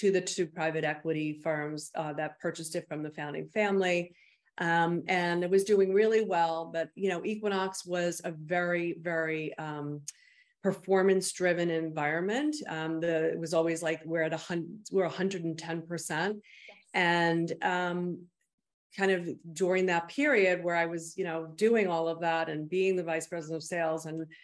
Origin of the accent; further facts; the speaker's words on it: Bergen County, New Jersey, United States; also born or lived in Arizona; I grew up in Bergen County, New Jersey.